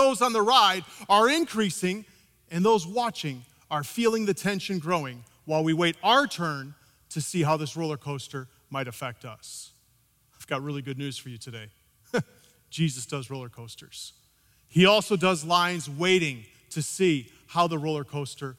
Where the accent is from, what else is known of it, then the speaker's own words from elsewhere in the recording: Midwest, United States; I grew up in the Midwest